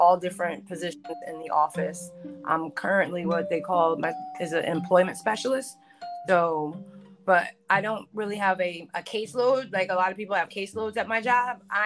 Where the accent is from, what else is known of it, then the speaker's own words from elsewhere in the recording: New Jersey, United States; I'm from Jersey